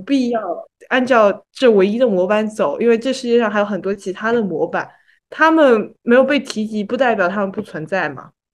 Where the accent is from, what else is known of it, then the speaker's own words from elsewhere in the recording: China; 作为一个土生土长的中国人